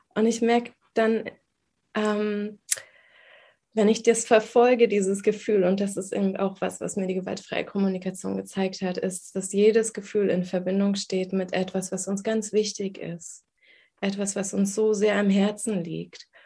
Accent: Berlin, Germany; Ich bin Berlinerin, ähm, im Ostteil der Stadt geboren, die ersten sieben Jahre dort aufgewachsen

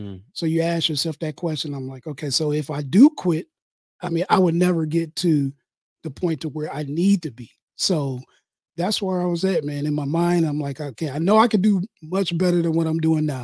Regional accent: Detroit, Michigan, United States; now in Livonia, United States; I'm from Detroit, but I live in Livonia right now. But yeah, it's pretty much the same. I mean, you know, growing up in Detroit, Motor City, capital

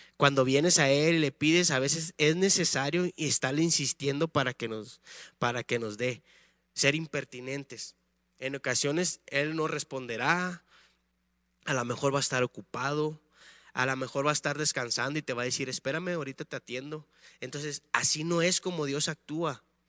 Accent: Tamaulipas, Mexico; moved away as an adult; now in León, Mexico; somos de Tamaulipas, del estado de Tamaulipas

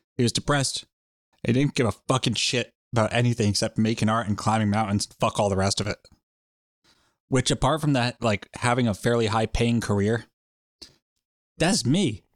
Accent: United States; I'm an American

